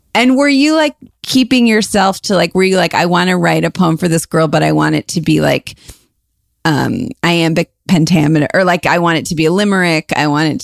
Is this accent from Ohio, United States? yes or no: yes; Cleveland, Ohio, United States; moved away; also born or lived in Chicago; we're from Cleveland, but I but but I lived in Chicago for a long time